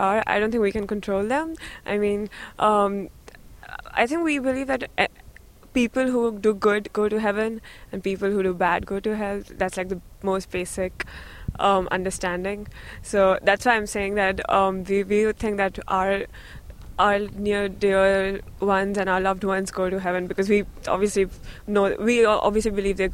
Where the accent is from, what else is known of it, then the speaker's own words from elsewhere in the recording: India; moved away; I come from India, and my religion is Hindu.